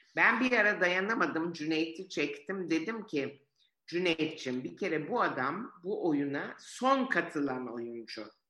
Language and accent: Turkish; Istanbul, Turkey; also born or lived in Florence, Italy; Biz bu yüzden Cihangir'e taşındık